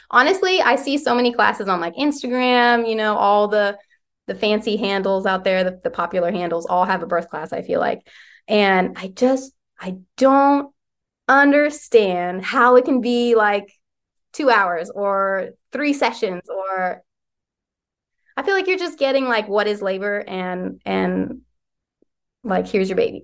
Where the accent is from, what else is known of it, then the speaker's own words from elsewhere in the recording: West Virginia, United States; moved away as an adult; now in Lancaster, United States; I'm from West Virginia